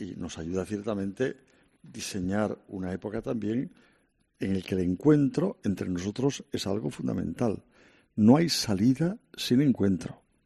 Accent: Santander, Cantabria, Spain; moved away as an adult; now in Madrid, Spain; en mi tierra de origen, Santander

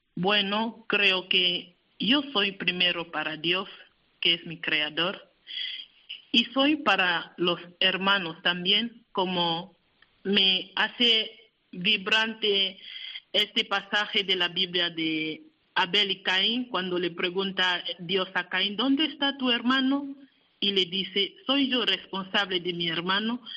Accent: Cameroon; moved away; mi país

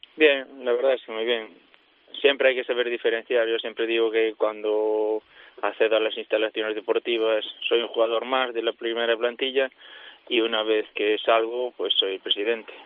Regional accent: Boiro, Galicia, Spain; jugaba en preferente ya, y después me fui y sí, ahora era el primer año que estoy en categoría nacional en el equipo de mi pueblo

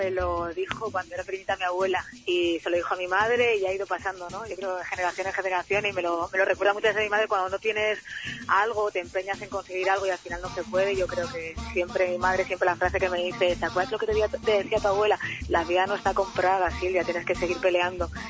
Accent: Navarre, Spain; como soy navarro, como dice mi padre, soy muy, muy cabezona.

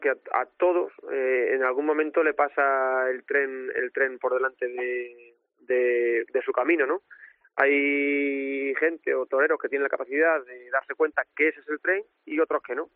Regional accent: Olivenza, Extremadura, Spain; La feria de mi tierra

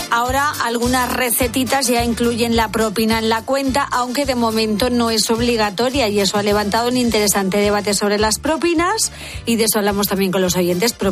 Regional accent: Catalonia, Spain; en general somos tacaños los catalanes.

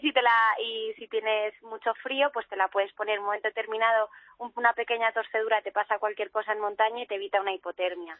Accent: Toledo, Castilla-La Mancha, Spain; soy toledana

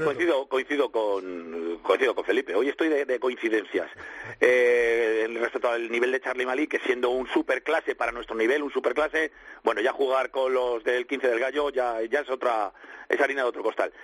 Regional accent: Spain; yo, yo soy español

